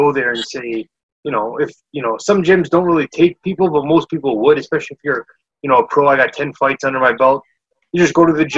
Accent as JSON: {"language": "English", "country": "Canada", "said": "being a Canadian"}